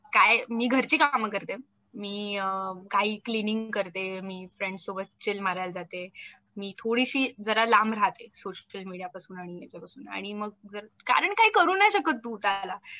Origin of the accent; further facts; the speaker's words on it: Maharashtra, India; first language Marathi; मी महाराष्ट्रीयन आहे मी मराठी आहे मला आवडते माझी मातृभाषा